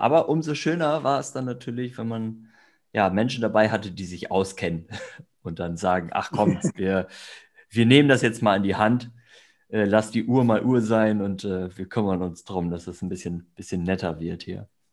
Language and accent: German; Northern Germany, Germany; now in Oldenburg, Germany; im Norden geboren, im Norden aufgewachsen